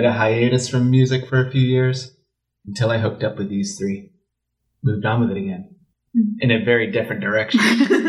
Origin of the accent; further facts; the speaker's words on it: London, United Kingdom; I grew up in the London punk rock scene